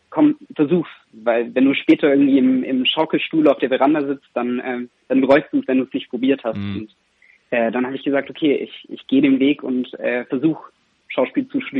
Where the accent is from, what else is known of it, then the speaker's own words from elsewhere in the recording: Reutlingen, Baden-Württemberg, Germany; Ich komme ich komm, äh, aus Reutlingen ganz genau, ah. also da die Gegend. Genau. Und äh, von daher, ich kann Schwäbisch, aber es ist sehr eingerostet.